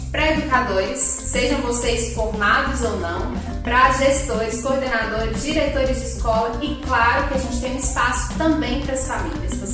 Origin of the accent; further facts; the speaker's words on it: Minas Gerais, Brazil; accent: mineiro; Eu sou mineira, como dá para perceber pelo sotaque, que não engana